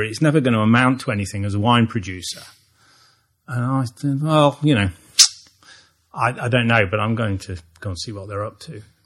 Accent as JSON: {"language": "English", "town": "Long Eaton", "region": "East Midlands", "country": "United Kingdom", "tie": "born or raised there", "said": "a town called Long Eaton in the uh, East Midlands of the UK"}